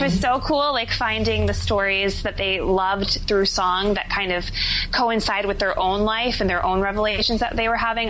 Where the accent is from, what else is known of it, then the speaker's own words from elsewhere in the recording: New Jersey, United States; moved away as an adult; also born or lived in Philadelphia; now in New York City, United States; I live in New York City now, but I was born and raised in New Jersey.